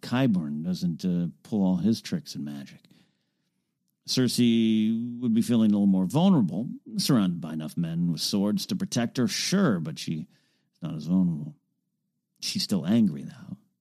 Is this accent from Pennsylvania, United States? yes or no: no; Arroyo Grande, California, United States; moved away; my hometown is Arroyo Grande, California